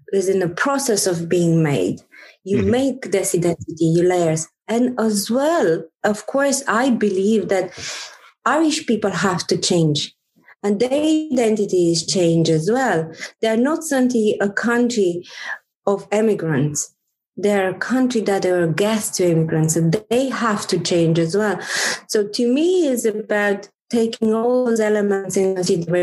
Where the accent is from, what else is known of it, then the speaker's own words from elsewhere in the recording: Romania; now in Ireland; I grew up in Romania, in a country that, again, all my childhood was about cranes